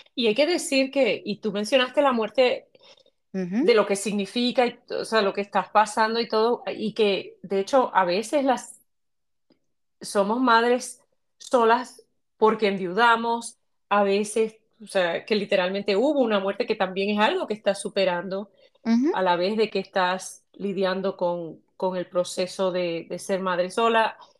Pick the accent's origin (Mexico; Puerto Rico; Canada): Puerto Rico; soy puertorriqueña